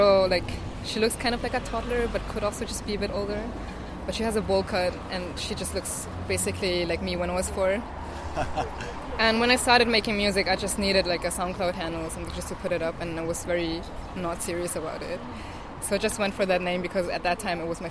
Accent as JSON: {"language": "English", "town": "Munich", "region": "Bavaria", "country": "Germany", "tie": "born or raised there", "moved": "as an adult", "lives_now": "Berlin, Germany", "said": "I grew up in Munich, was born there"}